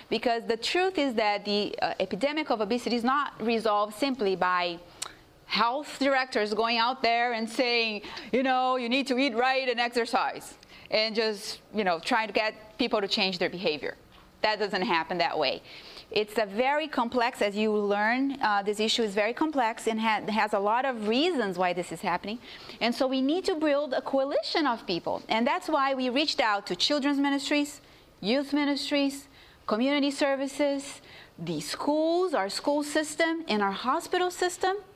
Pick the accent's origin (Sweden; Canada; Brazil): Brazil; English is a second language; now in United States; You know, I come from a division, I'm from Brazil originally.